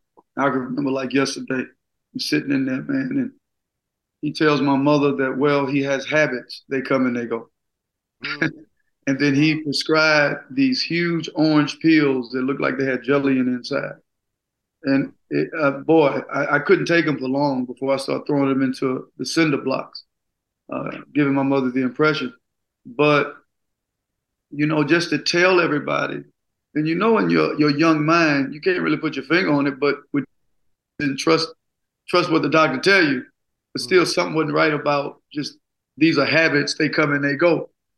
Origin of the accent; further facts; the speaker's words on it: Gulfport, Mississippi, United States; Oh, man, about 4 or 5 blocks from the beach, single parent, poverty, being misdiagnosed up until the 11th grade.